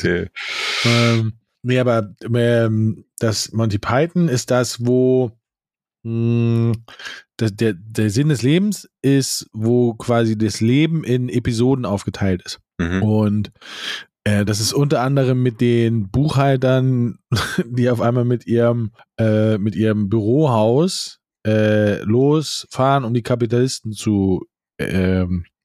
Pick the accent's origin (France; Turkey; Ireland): France; German is a second language; now in Germany; Ich bin eine Französin und lebe schon sehr, sehr lange in Deutschland.